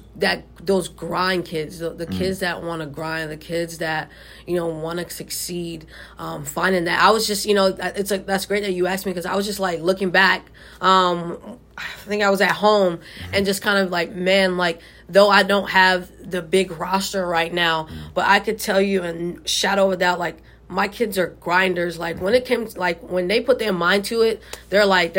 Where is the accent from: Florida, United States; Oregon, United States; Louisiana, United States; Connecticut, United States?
Florida, United States; Miami; moved away; also born or lived in Texas; I'm from originally from Miami